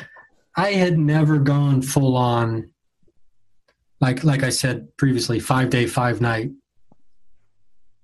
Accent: Dayton, Ohio, United States; now in Los Angeles, United States; I grew up in Southern Ohio and back in Dayton

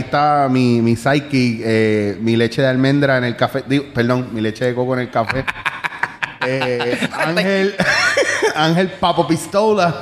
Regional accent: Puerto Rico; como puertorriqueño

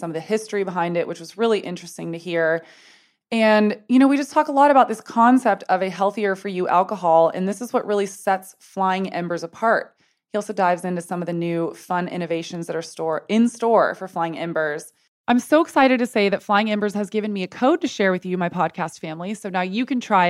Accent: United States; moved away as an adult; also born or lived in San Antonio, Texas / Telluride, Colorado / Boulder, Colorado / Los Angeles, California; I was born in San Antonio, Texas, and then I went to school in Boulder, Colorado. And I have spent half my childhood living in Telluride, Colorado.

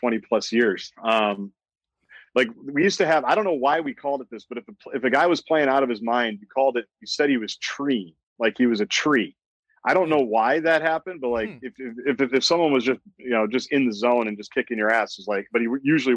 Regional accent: Edina, Minnesota, United States; I'm from Edina. You have to play. You either have to play tennis or hockey in Edina

